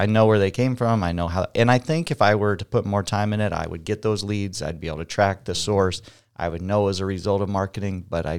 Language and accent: English; Perry, Iowa, United States; I'm from Perry, Iowa.